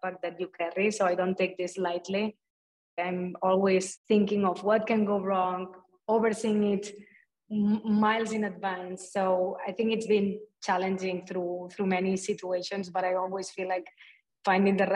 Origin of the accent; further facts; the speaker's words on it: a small town in Barcelona, Catalonia, Spain; moved away; coming from like a small town in Barcelona